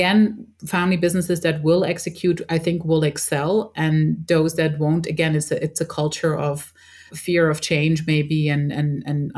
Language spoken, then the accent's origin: English; Switzerland; We were born and raised in Switzerland as a mix from an Egyptian father and a Dutch mother